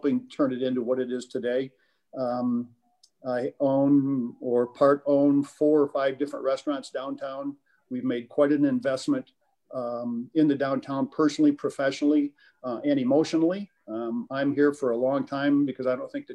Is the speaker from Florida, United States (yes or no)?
no; Flint, Michigan, United States; I was born in Flint in 1948, went to Central High School, go Indians, graduated from Michigan State University.